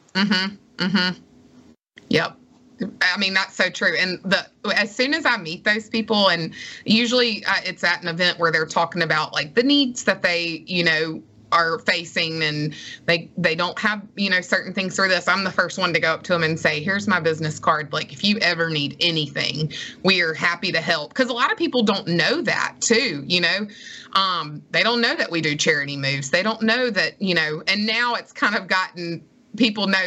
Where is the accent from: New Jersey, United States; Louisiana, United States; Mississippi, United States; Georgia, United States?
Mississippi, United States; Madison; moved away as an adult; also born or lived in Starkville, Mississippi; now in Gulfport, United States; I loved growing up in Madison